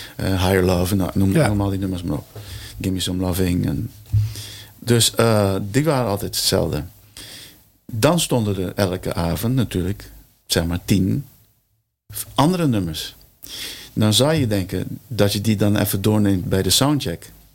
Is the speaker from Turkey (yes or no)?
no; Curaçao; now in Netherlands; Mijn moeder komt uit Curaçao. Ik ben op Curaçao geboren